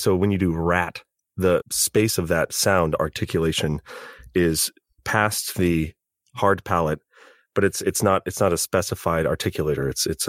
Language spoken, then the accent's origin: English; California, United States; I'm learning as a Californian that I probably should. Some remnant accents on certain words.